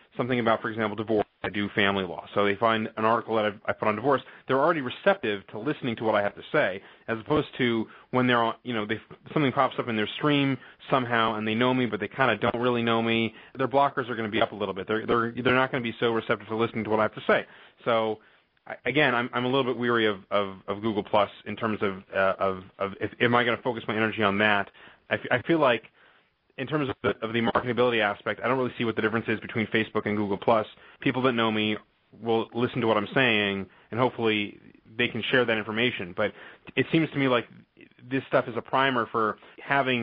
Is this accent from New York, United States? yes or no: no; California, United States; now in Illinois, United States; I'm originally from California and I moved to Illinois